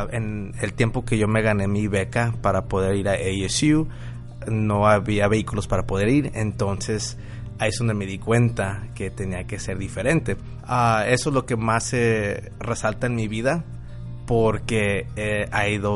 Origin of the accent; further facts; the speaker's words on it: Guadalajara, Jalisco, Mexico; now in Phoenix, United States; tengo 35 años y soy originario de Guadalajara. Soy tapatío, pero me considero Phoenician y soy dueño de varios negocios aquí locales en Phoenix, Arizona.